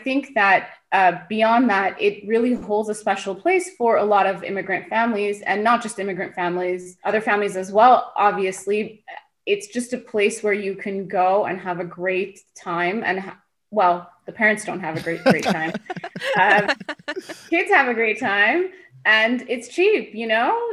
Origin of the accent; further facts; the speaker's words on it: Los Angeles, California, United States; also born or lived in Tehran, Iran; I was about 3 at the time. My family and I left the country and ended up in Los Angeles as refugees, just like many other Iranian and Armenian families at the time. And So I grew up in Los Angeles